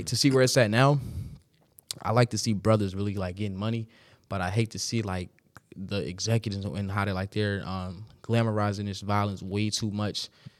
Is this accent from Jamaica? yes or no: yes; Jamaica; so I'm Jamaican, being specific as fuck